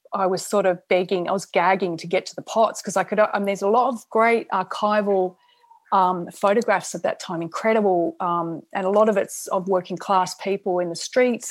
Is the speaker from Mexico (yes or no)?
no; Australia; I'm Australian